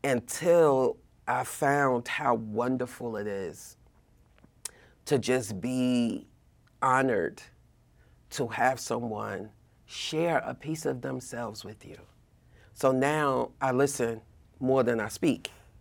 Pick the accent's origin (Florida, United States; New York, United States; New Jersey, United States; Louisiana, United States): New Jersey, United States; Newark; Well, technically, I grew up in Newark, right? My parents moved to Union County quite some time ago.